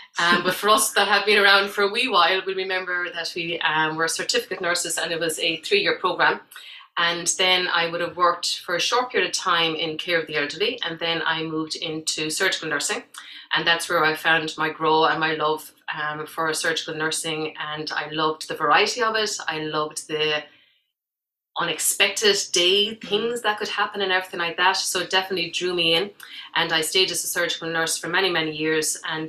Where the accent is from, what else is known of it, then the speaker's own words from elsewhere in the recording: Saudi Arabia; I did all my growing up in Saudi Arabia and thoroughly enjoyed it.